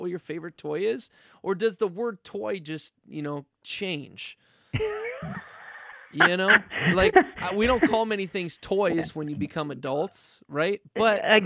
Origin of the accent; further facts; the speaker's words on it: Minnesota, United States; moved away; I'm from Minnesota originally